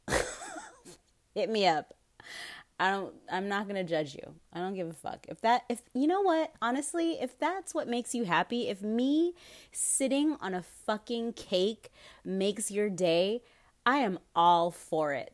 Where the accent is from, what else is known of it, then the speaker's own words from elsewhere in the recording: United States; as an American